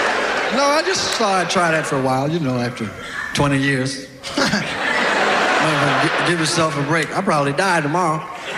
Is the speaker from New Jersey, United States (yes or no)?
no; California, United States; I came from California. I hadn't been home about 5 years.